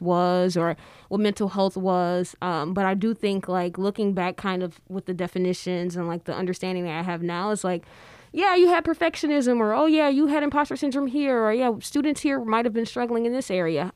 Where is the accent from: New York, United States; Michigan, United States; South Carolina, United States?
Michigan, United States; Detroit; I'm from Detroit